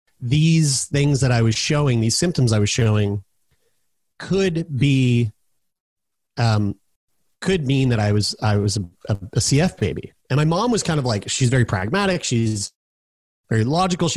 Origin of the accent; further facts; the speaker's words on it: Halifax, Nova Scotia, Canada; also born or lived in Newfoundland; my parents uprooted their entire life in Newfoundland and moved to here where I'm at right now, Halifax, Nova Scotia, which is my hometown